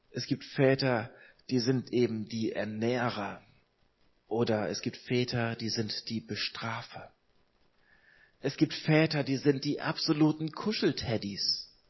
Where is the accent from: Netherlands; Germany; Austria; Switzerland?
Germany; Hamburg; Ich komme aus Hamburg, ich komme aus einer Großstadt, aus einer Millionenstadt und bin in Hamburg aber aufgewachsen in einer frei evangelischen Gemeinde.